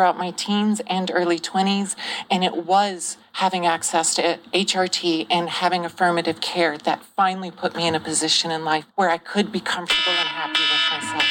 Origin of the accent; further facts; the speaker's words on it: Greenville, South Carolina, United States; I grew up in Greenville, South Carolina, in a very unaccepting family